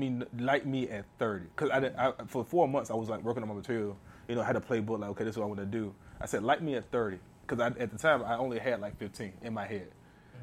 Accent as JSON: {"language": "English", "town": "Norfolk", "region": "Virginia", "country": "United States", "tie": "born or raised there", "moved": "yes", "said": "back to my hometown in Norfolk"}